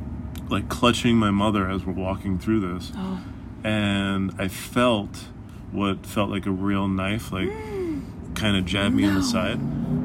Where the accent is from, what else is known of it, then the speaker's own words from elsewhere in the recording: Boston, Massachusetts, United States; also born or lived in Fall River, Massachusetts; I grew up in Boston, and then we moved to Fall River, which if you know Fall River, that's where Lizzie Borden's from and whatnot.